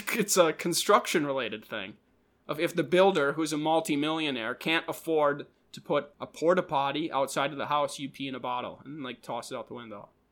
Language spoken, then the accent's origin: English; Minnesota, United States; we're from Minnesota.